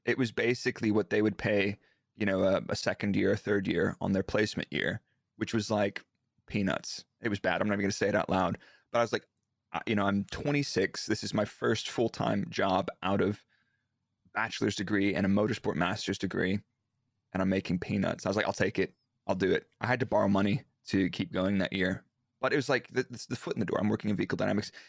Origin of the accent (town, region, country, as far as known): Dallas, Texas, United States; born or raised there; moved away as an adult; now in Milton Keynes, United Kingdom